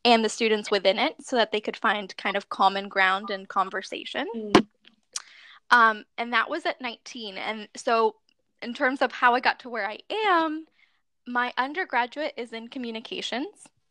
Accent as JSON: {"language": "English", "town": "Boston", "region": "Massachusetts", "country": "United States", "tie": "born or raised there", "also_born_or_lived": "Venezuela", "said": "I was raised here in the States in Boston"}